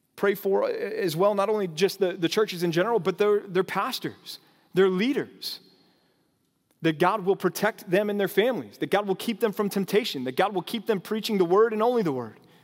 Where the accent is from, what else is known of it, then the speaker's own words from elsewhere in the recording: North Texas, United States; moved away; also born or lived in California; growing up out here